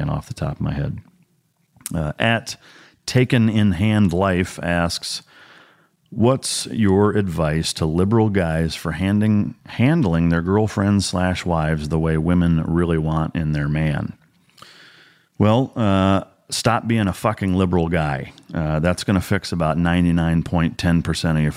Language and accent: English; Iowa, United States; growing up in Iowa